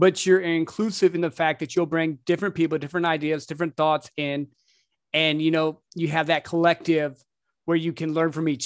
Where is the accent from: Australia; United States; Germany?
United States; Midwest; moved away; I grew up in the Midwest